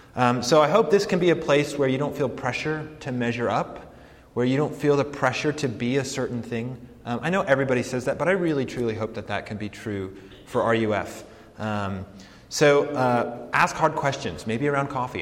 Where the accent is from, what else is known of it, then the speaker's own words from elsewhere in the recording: Colorado Springs, Colorado, United States; moved away as an adult; also born or lived in New York City / St. Louis, Missouri; I grew up in Colorado, uh, grew up in Colorado Springs, Colorado